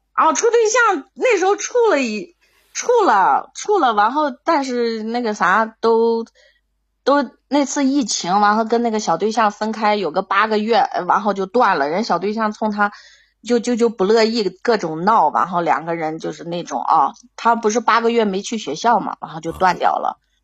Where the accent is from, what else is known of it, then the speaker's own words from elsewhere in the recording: Baiyin, Gansu, China; 我是甘肃的，甘肃